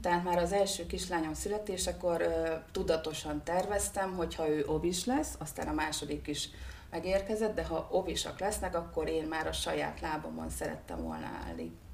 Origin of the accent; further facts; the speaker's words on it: Hungary; also born or lived in Budapest; én vidéki vagyok, vidékre hazaköltöztem